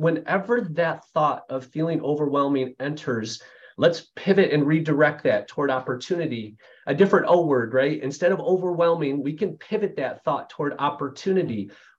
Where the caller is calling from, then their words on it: Grand Rapids, Michigan, United States; I'm joining you from Grand Rapids, Michigan area.